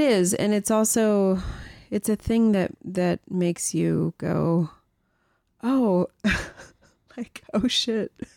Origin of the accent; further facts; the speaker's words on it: the Bay Area, California, United States; moved away; also born or lived in Santa Monica, California; I'm from Marin. I grew up in the Bay.